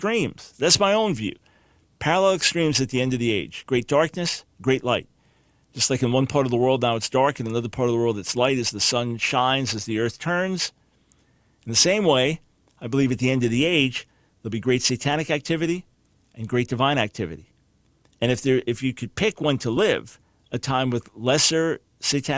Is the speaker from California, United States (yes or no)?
no; New York, United States; growing up in New York